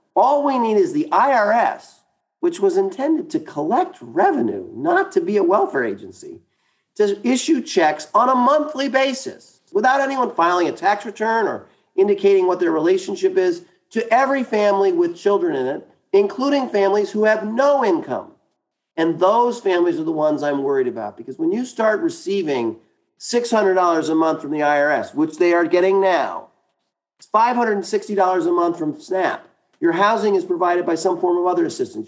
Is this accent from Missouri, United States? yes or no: no; New York City, New York, United States; I grew up in Brooklyn, New York. I, my family's from Wisconsin, but I'm from New York.